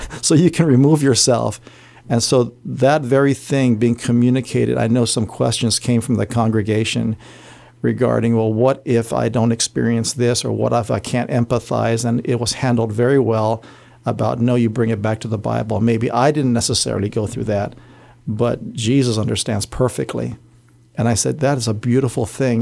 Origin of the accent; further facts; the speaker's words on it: Barrigada, Guam; I grew up in Central Area, Barragata